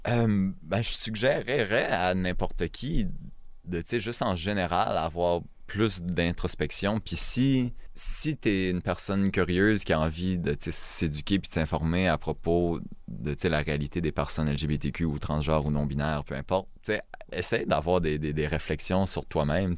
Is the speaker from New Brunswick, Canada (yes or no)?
yes; northern New Brunswick, Canada; first language French; je parle pas le chiac, je viens du Nord